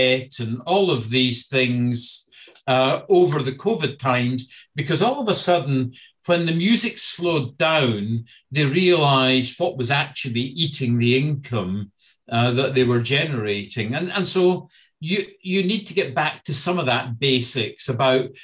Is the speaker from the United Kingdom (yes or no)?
yes; Scotland, United Kingdom; moved away; I grew up and in Scotland in the 70s